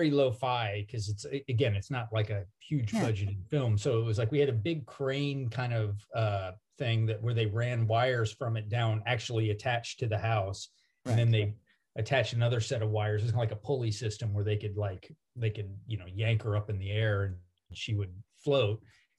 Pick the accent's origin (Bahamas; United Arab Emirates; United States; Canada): United States; the South; We grew up in the South